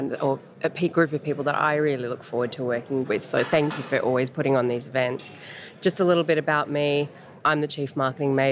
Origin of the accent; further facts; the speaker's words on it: Australia; accent: Australian; now in Los Angeles, United States; the accent. No, I don't just speak funny. I'm Australian.